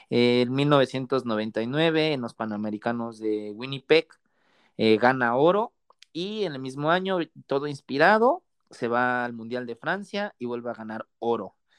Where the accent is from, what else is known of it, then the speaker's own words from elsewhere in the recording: Mexico; todos los mexicanos